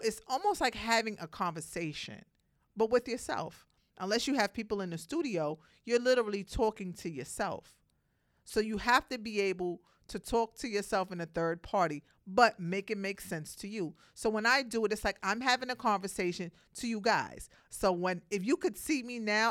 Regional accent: New York City, New York, United States; Brooklyn, I'm from Brooklyn

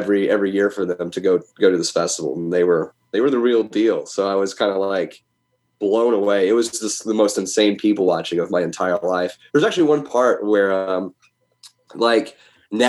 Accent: United States; being an American, you know, heavy metal fan is one thing. You know, we love heavy metal here in America

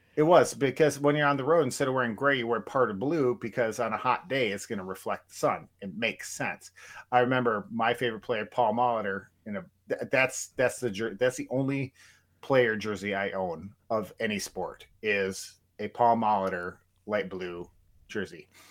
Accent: Turtle Lake, Wisconsin, United States; my hometown of Turtle Lake, Wisconsin

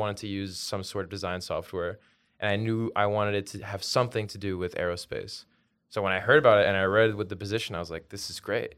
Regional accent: New York City, New York, United States; also born or lived in Belgium; growing up in New York City

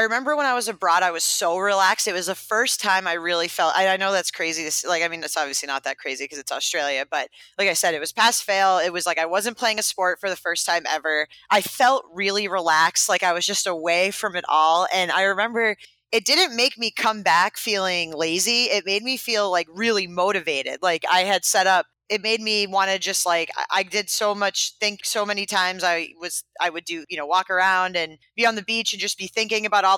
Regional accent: Maine, United States; I'm from Maine. I'm from Maine. I grew up 30 minutes from the LL Bean headquarters

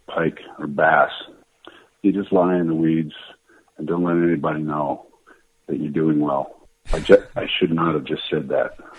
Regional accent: London, Ontario, Canada; moved away as an adult; also born or lived in Toronto, Canada / La Jolla, United States; I was born in Toronto, Toronto, and I grew up in London, Ontario

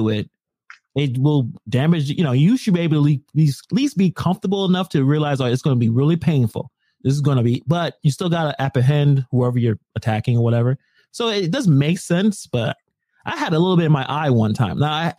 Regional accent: Ireland; something you could probably hold. I'm Irish.

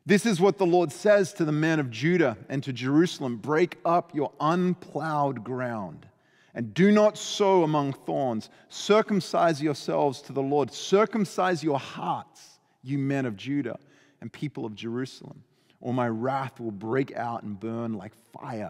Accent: Adelaide, South Australia, Australia; moved away; we lived kind of in the outskirts of Adelaide, South Australia, on what we call a hobby farm

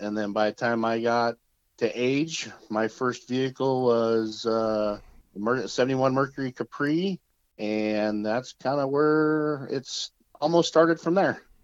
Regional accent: Medford, Oregon, United States; also born or lived in Whittier, California; I am from Medford, Oregon, originally born in uh, Whittier, California. So, I am originally from LA, but I was we moved out of there when I was five

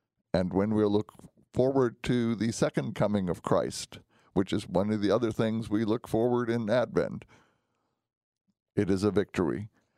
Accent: Germany; When I was growing up, I grew up in Germany for part of my youth.

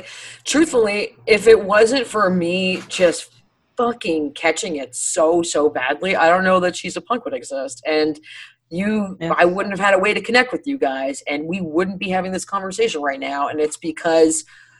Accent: Ireland; Actually, I'm Irish. I use like a mild salsa.

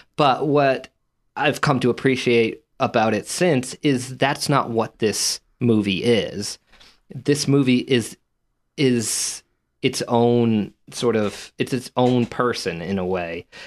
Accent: United States; being from this country

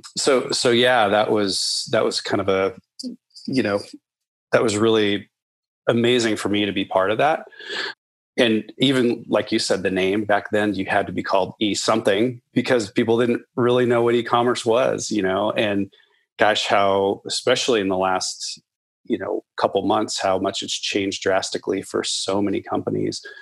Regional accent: Nebraska, United States; moved away as an adult; also born or lived in Colorado; now in Portland, United States; I grew up in Nebraska, actually in the heartland. I grew up on a farm

